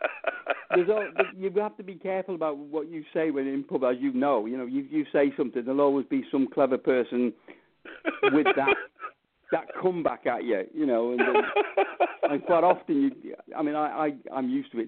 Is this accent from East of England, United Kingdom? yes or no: no; Knutsford, North West England, United Kingdom; also born or lived in Wales; my hometown of Knutsford here